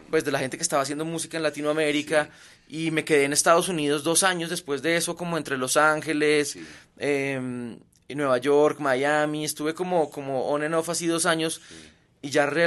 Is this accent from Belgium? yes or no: yes; Belgium; Yo soy de Bélgica.